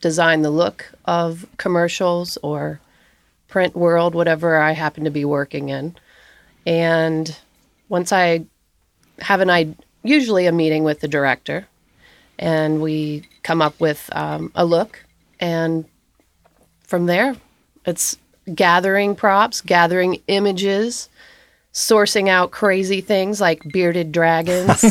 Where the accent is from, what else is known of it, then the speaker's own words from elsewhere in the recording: Augusta, Kentucky, United States; I'm from Augusta, Kentucky